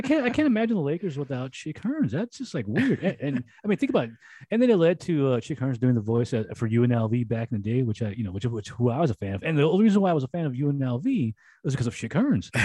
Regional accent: Los Angeles, California, United States

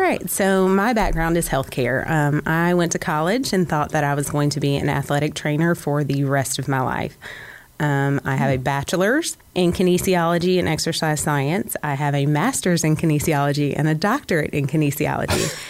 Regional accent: Conyers, Georgia, United States; I did not grow up in Cobb County. I grew up primarily in Conyers, Georgia.

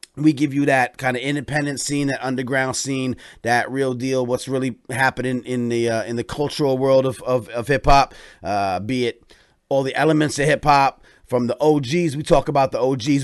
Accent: Upland, Pennsylvania, United States; now in New York City, United States; I was born outside of Philly, man, Upland, Chester area

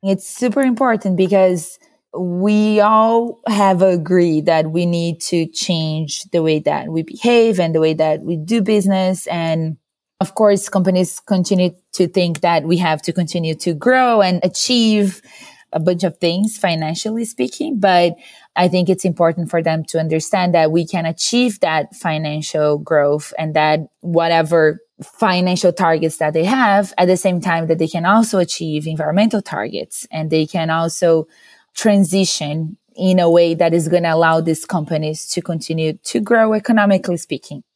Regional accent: Brazil; moved away as an adult; now in San Francisco, United States; I'm originally from Brazil, but I've been living in the U S for almost eight years now

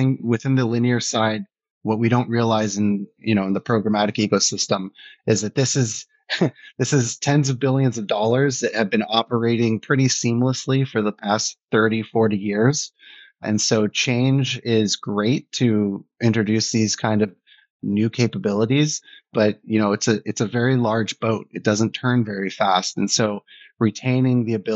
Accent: San Diego, California, United States; moved away as an adult; also born or lived in Germany / London / New York; I grew up in San Diego, so I'm American

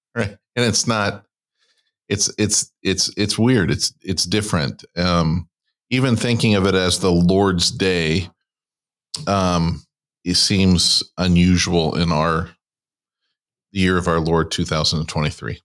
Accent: California, United States; I grew up in California

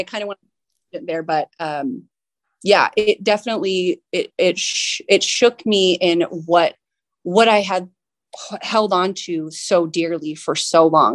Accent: San Diego, California, United States; I do work at a small business in my, in my hometown here

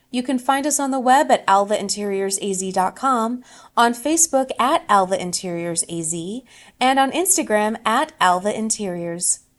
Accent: Boston, Massachusetts, United States; moved away; I'm originally from Boston

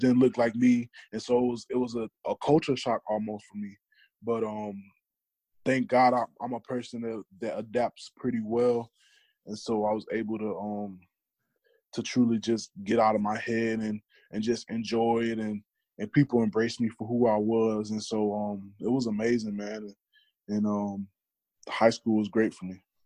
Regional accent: Madison, Illinois, United States; my hometown, which was Madison, Illinois

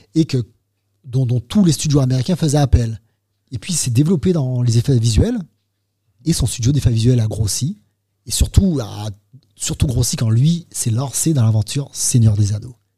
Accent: Martinique; moved away as an adult; je viens de Martinique

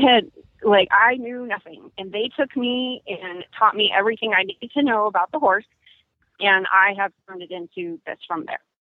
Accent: California, United States; now in Charlotte, United States; I'm originally from California

